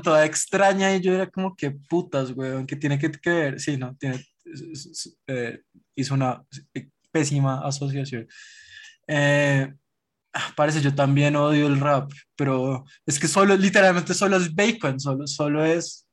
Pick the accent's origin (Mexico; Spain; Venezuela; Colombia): Colombia; somos los colombianos